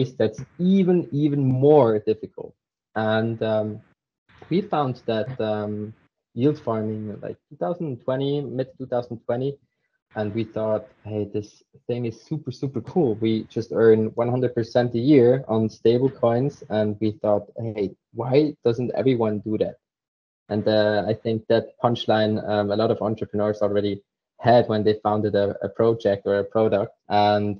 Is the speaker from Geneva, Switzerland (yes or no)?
no; Zurich, Switzerland; I'm from Switzerland, Zurich, to be exact.